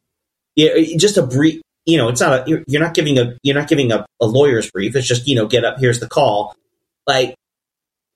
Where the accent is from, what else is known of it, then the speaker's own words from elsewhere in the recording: United States; as an American sporting fan